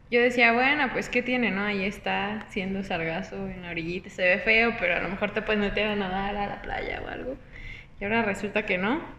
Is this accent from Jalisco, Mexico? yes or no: no; Puebla, Mexico; Solo soy de Puebla, donde se cayeron unos perritos.